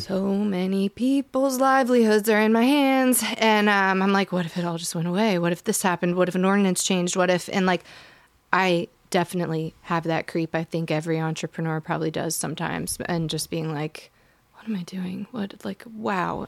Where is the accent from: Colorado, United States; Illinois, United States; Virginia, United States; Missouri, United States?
Virginia, United States; Shenandoah Valley; also born or lived in Boone, North Carolina; I'm from the Shenandoah Valley